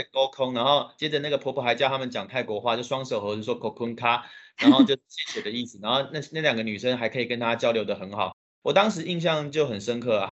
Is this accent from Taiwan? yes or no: yes; Taiwan; 我的家乡台湾